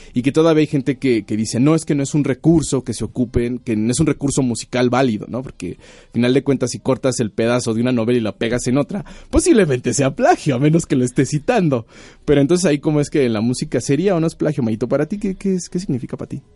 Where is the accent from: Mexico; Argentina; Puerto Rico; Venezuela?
Mexico; Mexico City; moved away as an adult; now in Ciudad Nezahualcóyotl, Mexico; no soy capitalino. Bueno, yo nací aquí, pero yo vivo en Ciudad Neza. desafortunadamente, y afortunadamente, es, fui criado en el Distrito Federal